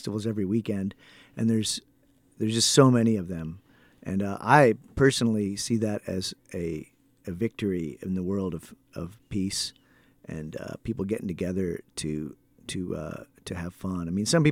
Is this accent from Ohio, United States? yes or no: yes; Ohio, United States; I'm from Ohio